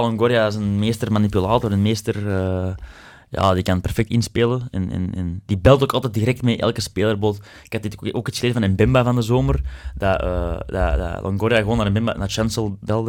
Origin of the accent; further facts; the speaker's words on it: Belgium; wij als Belgen